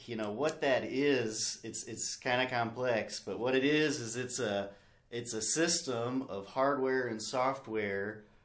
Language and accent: English; Russellville, Arkansas, United States; moved away as an adult; now in Pierre, United States; I'm from Russellville, Arkansas, and I went to Arkansas Tech there in Russellville